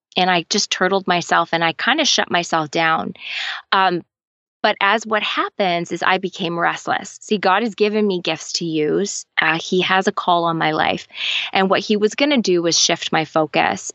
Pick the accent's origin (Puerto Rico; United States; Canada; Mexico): Canada; also born or lived in London, Ontario; I am Canadian